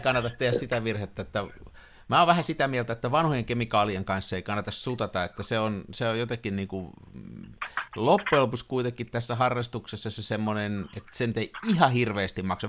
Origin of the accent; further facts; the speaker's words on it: Tampere, Pirkanmaa, Finland; mä oon tamperelainen